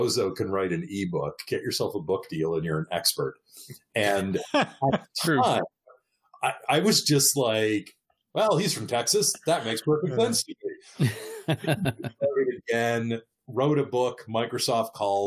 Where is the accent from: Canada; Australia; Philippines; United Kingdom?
Canada; moved away as an adult; also born or lived in Eastern Canada; now in Southern California, United States; I'm from Canada originally.